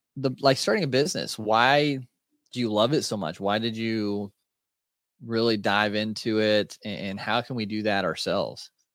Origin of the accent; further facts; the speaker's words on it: Indiana, United States; I'm from Indiana, so country boy kinda at heart